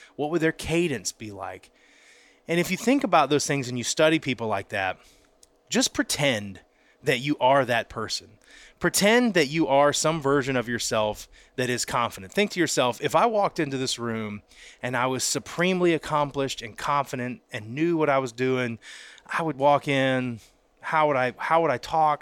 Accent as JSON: {"language": "English", "town": "Pensacola", "region": "Florida", "country": "United States", "tie": "born or raised there", "said": "I grew up in Pensacola, Florida"}